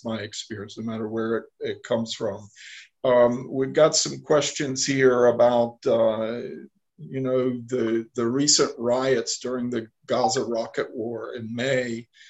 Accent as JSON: {"language": "English", "country": "United States", "moved": "yes", "lives_now": "Jerusalem, Israel", "said": "I'm an American."}